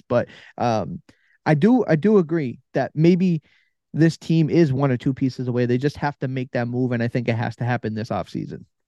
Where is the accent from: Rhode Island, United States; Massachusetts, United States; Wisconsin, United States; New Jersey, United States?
Massachusetts, United States; I'm from Massachusetts